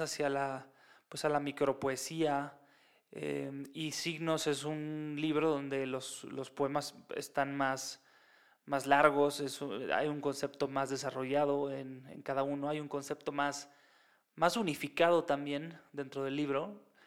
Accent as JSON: {"language": "Spanish", "country": "Mexico", "said": "es en la Ciudad de México"}